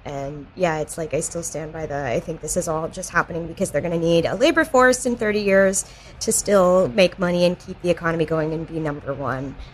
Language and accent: English; North Carolina, United States; now in New York, United States; I'm from the South, and recently one of my high school friends came to visit, and she still lives in like my tiny North Carolina town.